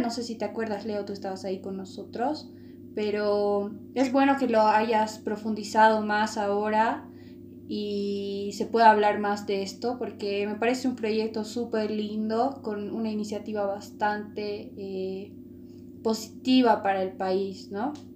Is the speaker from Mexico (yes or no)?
no; Bolivia; los bolivianos nos podemos